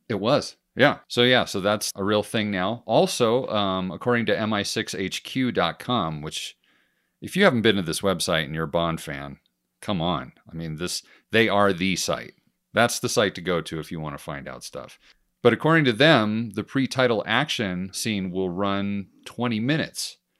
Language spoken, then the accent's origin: English; United States; me being an American